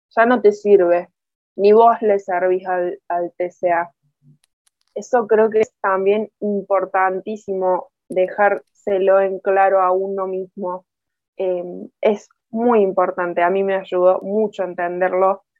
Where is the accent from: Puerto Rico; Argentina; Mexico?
Argentina; Córdoba; soy muy cordobesa, muy argentina